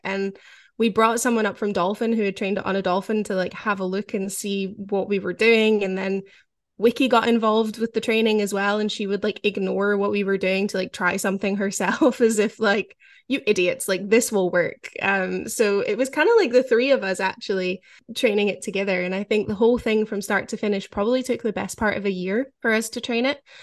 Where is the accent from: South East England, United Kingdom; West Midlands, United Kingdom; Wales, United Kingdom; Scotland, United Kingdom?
Scotland, United Kingdom; growing up in Scotland